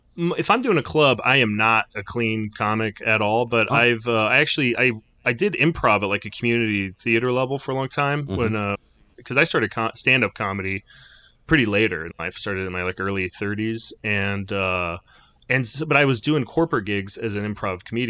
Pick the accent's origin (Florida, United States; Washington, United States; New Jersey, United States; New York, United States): Washington, United States; Rockford